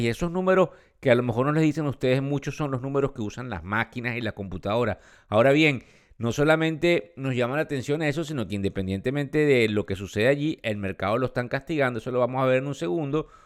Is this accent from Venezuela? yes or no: yes; Venezuela; quienes somos venezolanos